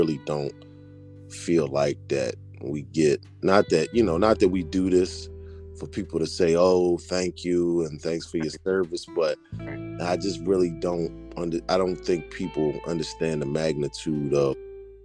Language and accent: English; Philadelphia, Pennsylvania, United States; moved away as an adult; also born or lived in Washington State; I'm a kid from Philly